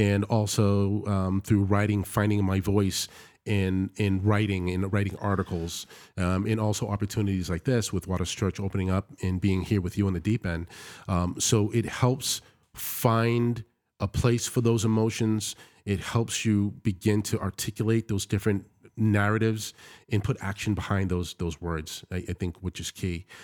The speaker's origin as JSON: {"language": "English", "country": "United States", "said": "I've been greeted and welcomed, one as American, secondly, as a Christian"}